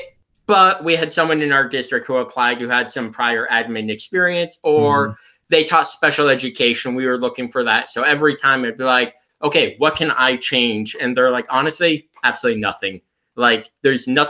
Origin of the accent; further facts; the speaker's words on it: Central Illinois, United States; moved away as an adult; now in Freeport, United States; I grew up in Central Illinois and pretty much lived in Central Illinois my entire life until the job I got now up in Northwestern Illinois